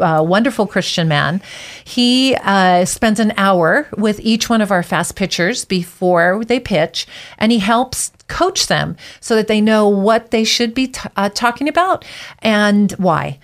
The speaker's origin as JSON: {"language": "English", "region": "Big Island of Hawaii", "country": "United States", "tie": "born or raised there", "also_born_or_lived": "Twin Falls, Idaho", "moved": "as an adult", "lives_now": "Boise, United States", "said": "I was born and raised on the Big Island of Hawaii"}